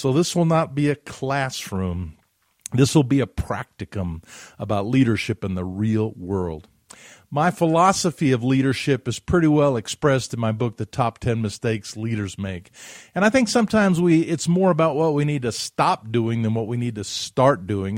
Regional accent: Huntsville, Alabama, United States; my neighborhood where I grew up in Huntsville, Alabama

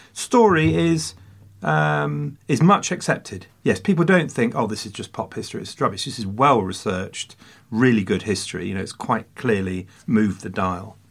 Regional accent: England, United Kingdom; as an Englishman

